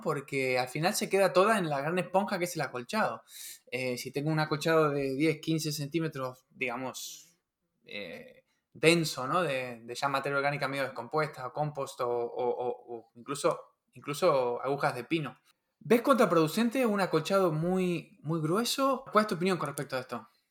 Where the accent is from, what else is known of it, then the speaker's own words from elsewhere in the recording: Patagonia, Argentina; moved away; yo soy de la, de la Patagonia y bueno, me crié, me crié ahí, ¿no? Viví ahí muchos años